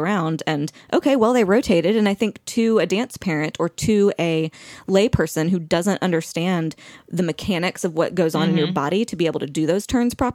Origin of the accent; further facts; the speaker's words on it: the South, United States; I'm from the South